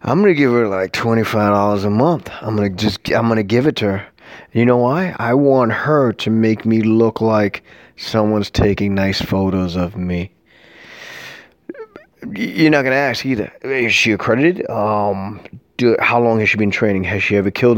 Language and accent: English; New York City, New York, United States; I'm from New York City, born and raised